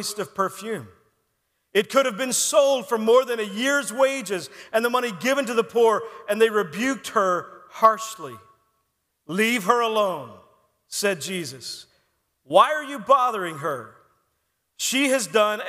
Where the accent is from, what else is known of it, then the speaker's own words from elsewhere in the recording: Texas, United States; When I was in high school, I grew up in Texas